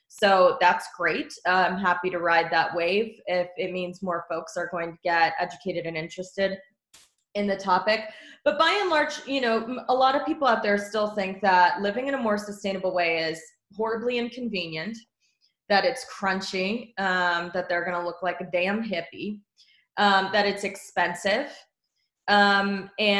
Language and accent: English; Texas, United States; moved away; I am from Texas originally